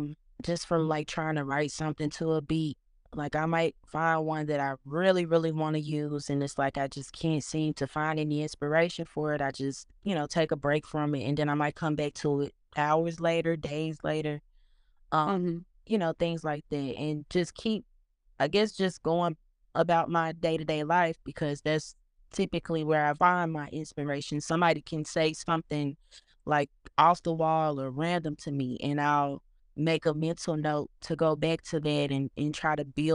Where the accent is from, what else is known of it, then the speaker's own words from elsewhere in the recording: Helena-West Helena, Arkansas, United States; also born or lived in Memphis, Tennessee; Well, I'm from Helena, West Helena. It's a small city in Arkansas. Born and raised there. I kind of have spent some time in Memphis, Tennessee, like during my middle school years. But for the most part, I've lived in West Helena.